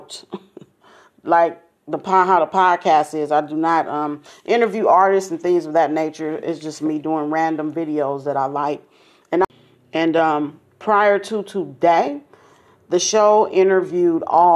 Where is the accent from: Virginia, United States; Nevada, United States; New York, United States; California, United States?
California, United States; Los Angeles; I'm from South Central, same situation, except it was my great grandmother who had us in church